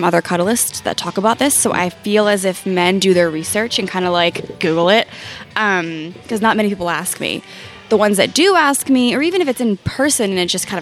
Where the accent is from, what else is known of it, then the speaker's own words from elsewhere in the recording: Philadelphia, Pennsylvania, United States; I was born and raised in Philadelphia